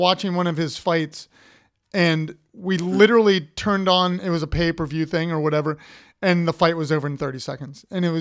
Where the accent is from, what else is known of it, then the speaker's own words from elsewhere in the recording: Columbus, Ohio, United States; moved away; my hometown in Columbus.